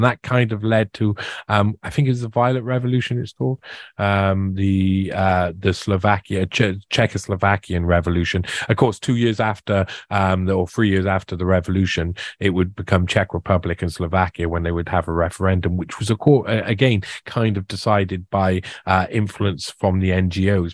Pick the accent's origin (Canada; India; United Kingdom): United Kingdom; Wales; also born or lived in South America; I'm Welsh and we've got our own identity